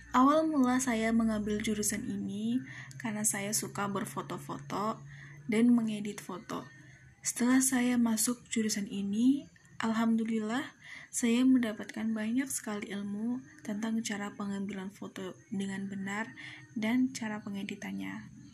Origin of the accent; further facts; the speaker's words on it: Cempaka village, Bumijawa district, Tegal Regency, Central Java, Indonesia; asal saya dari Desa Cempaka, Kecamatan Bumi Jawa, Kabupaten Tegal